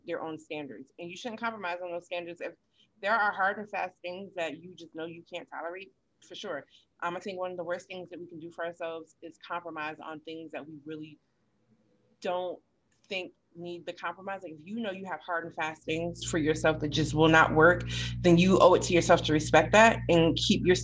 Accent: Connecticut, United States; moved away; my hometown in Connecticut

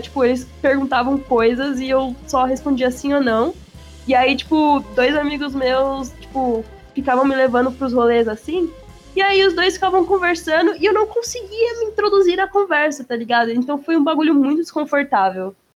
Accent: São Paulo, Brazil; accent: paulista; eu odiava o sotaque paulista

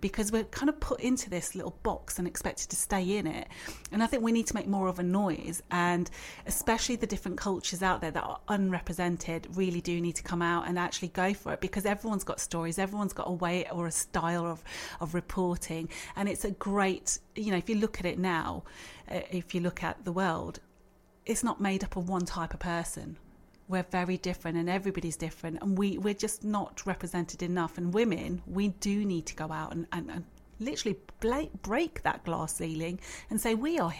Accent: Birmingham, West Midlands, United Kingdom; also born or lived in London; I came back to Birmingham

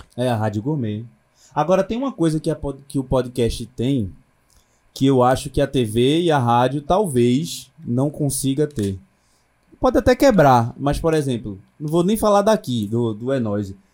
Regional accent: Northeast Region, Brazil; accent: Northeastern

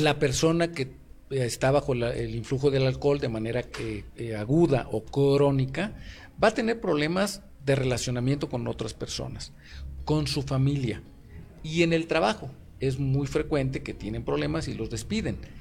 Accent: Mexico

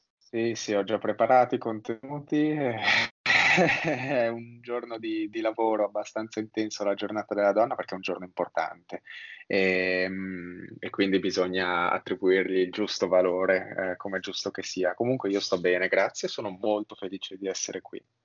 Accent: Milan, Lombardy, Italy; sono milanese

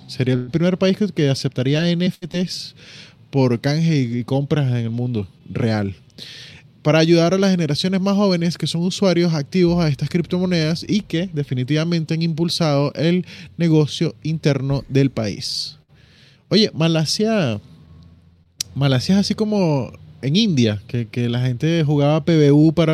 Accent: Mar del Plata, Buenos Aires Province, Argentina; soy argentino de toda la vida, nací aquí, crecí aquí, soy del Mal de Plata

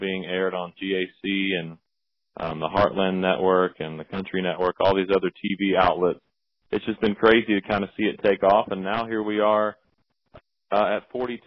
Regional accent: South Arkansas, United States; moved away as an adult; now in Nashville, United States; I grew up in South Arkansas. I moved here to Nashville to attend Belmont University

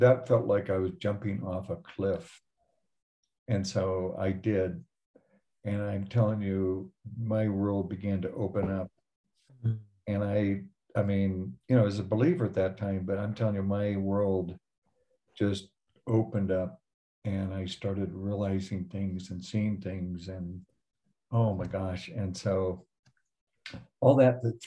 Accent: Denver, Colorado, United States; I grew up in Denver, went to Wheat Ridge High School

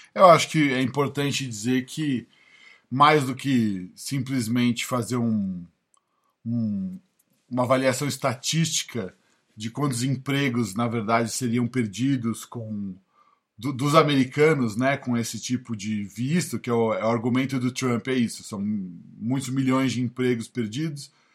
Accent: São Paulo, Brazil; moved away as an adult; now in United States; eu não sei nem se eu tô falando como paulista de falar

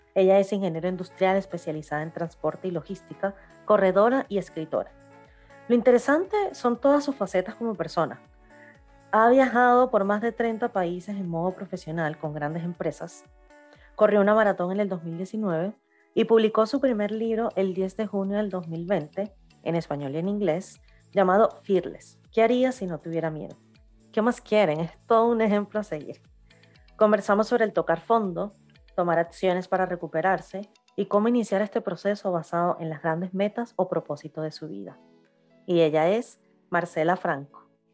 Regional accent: Venezuela; moved away as an adult; yo también salí como a los 22, 23 años de Venezuela

